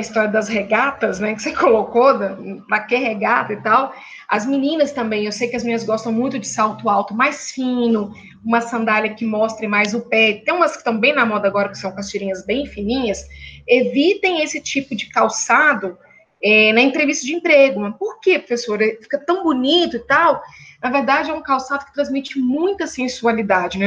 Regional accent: Minas Gerais, Brazil; eu e a professora Hélida somos mineiras

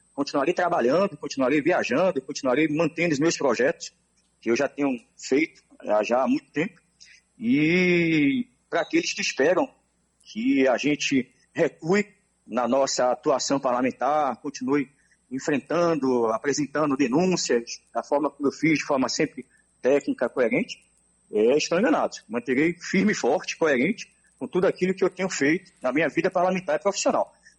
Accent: Salvador, Bahia, Brazil; Nasci em Salvador.

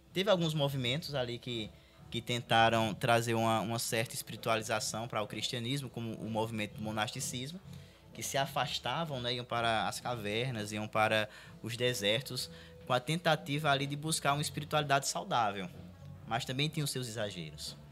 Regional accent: Brazil; eu cresci no, no Vale da Bênção

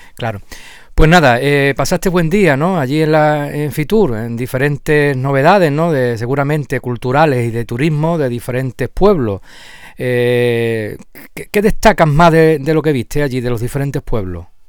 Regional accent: La Janda, Andalusia, Spain; soy de la Janda

